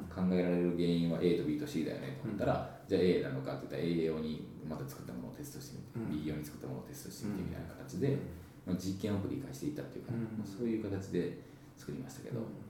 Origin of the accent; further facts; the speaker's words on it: Higashiosaka, Osaka, Japan; 東大阪の町工場の3代目で、はい、えー、生まれ育ったんですね私は